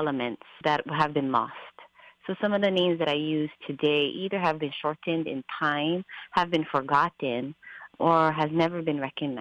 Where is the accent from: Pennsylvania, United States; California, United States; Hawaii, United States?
Hawaii, United States; Molokai; I'm from Moloka'i. Been here all my life